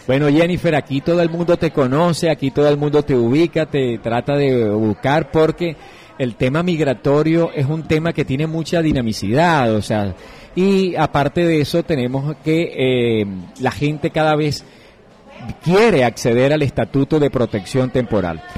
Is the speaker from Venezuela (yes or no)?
yes; Venezuela; now in Colombia; nosotros como migrantes venezolanos